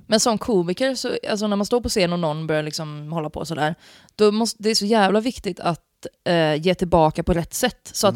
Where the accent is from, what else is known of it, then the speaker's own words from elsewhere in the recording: Gothenburg, Västra Götaland, Sweden; also born or lived in Piteå; jag är ju liksom född och uppvuxen i Göteborg, med kranskommun ska sägas.